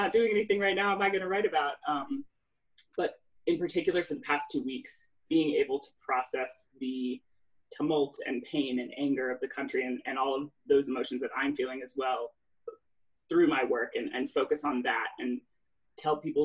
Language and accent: English; Washington, District of Columbia, United States; I live in DC, but it's also where I grew up, seeing my hometown do something like